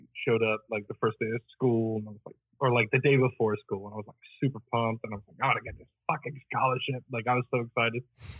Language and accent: English; northern Italy, Italy; Oh, I grew up in Northern Italy.